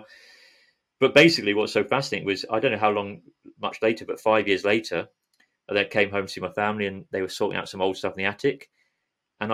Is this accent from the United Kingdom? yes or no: yes; London, United Kingdom; moved away as an adult; I grew up in South London